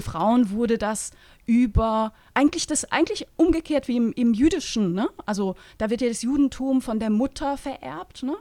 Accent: Eastern Switzerland, Switzerland; Heimat ist schon der Ort, wo ich herkomme. Da fühle ich mich sehr verbunden, äh, nach wie vor. Ne? Das ist so mhm. ein kleiner Flecken Ostschweiz.

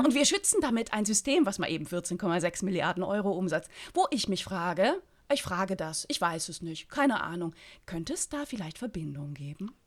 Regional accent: Berlin, Germany; als Berlinerin

